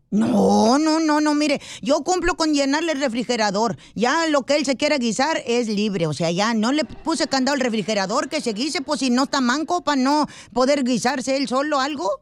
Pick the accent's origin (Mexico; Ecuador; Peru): Mexico; vengo de México